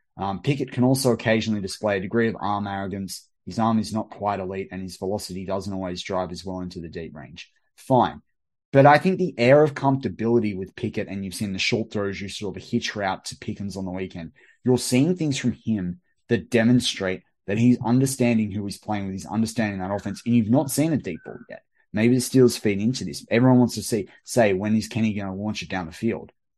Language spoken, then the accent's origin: English; Australia; as an Australian, like, w-, we probably swear a bit more on R T V and through our pop culture